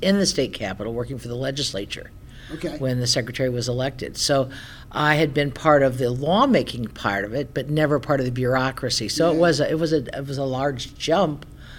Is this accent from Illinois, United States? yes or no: yes; Springfield, Illinois, United States; I grew up around Springfield